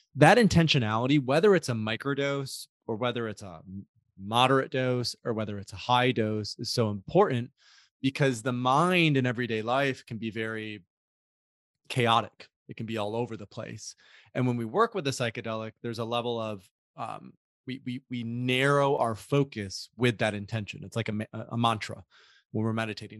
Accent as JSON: {"language": "English", "town": "Grand Rapids", "region": "Michigan", "country": "United States", "tie": "born or raised there", "said": "I grew up in West Michigan, uh, a suburb in a suburb of a, a city called Grand Rapids"}